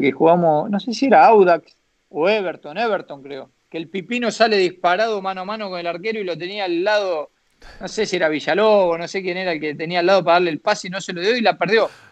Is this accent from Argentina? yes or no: yes; Argentina; moved away as an adult; also born or lived in China; estaba en mi país, que estaba bien, que estaba con, mi familia, con mis amigos